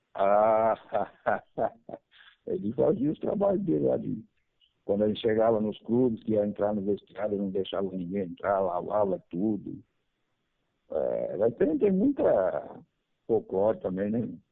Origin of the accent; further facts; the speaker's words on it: Araras, São Paulo, Brazil; moro em Arara, sou de Arara